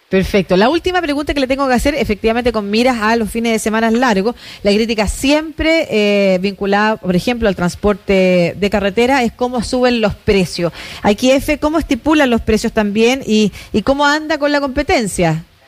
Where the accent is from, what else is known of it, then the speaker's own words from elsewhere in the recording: Concepción, Biobío, Chile; crecí, nací en Concepción, estudié en Concepción, pero con familia en Santiago